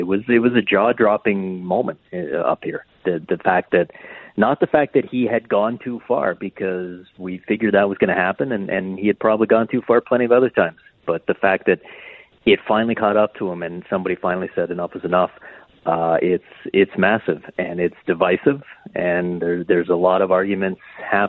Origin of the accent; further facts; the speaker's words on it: Canada; accent: Canadian; my exaggerated Canadian accent. Instead of my normal Canadian accent